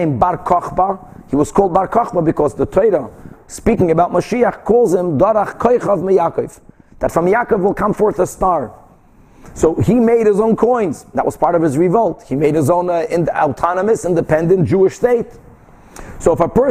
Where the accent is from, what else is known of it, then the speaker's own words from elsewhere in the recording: Brazil; moved away; I grew up in Brazil